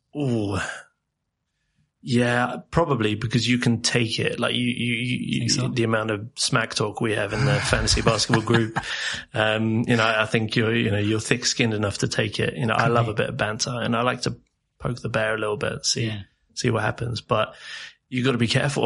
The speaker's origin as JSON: {"language": "English", "region": "England", "country": "United Kingdom", "tie": "born or raised there", "also_born_or_lived": "South Africa", "moved": "as an adult", "lives_now": "Sweden", "said": "I, was born in England and then spent sort of formative years. So I guess from like yeah, seven eight months to around eight nine years old in South Africa, and then okay. moved to England."}